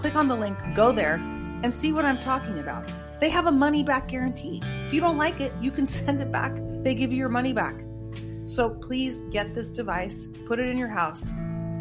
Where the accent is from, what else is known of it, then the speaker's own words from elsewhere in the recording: United States; I am an American